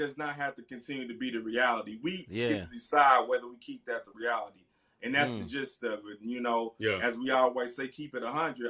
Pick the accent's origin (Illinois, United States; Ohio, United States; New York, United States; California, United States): Illinois, United States; Centralia; Illinois, my hometown.